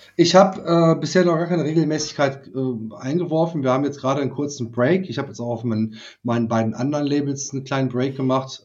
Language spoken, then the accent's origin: German; Germany; wir als Deutsche